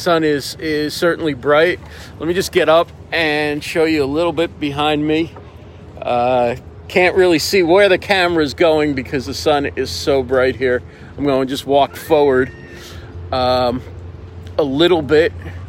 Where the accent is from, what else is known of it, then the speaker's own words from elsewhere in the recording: Union County, New Jersey, United States; You're from New Jersey, you said. Yeah. Yeah, I am too.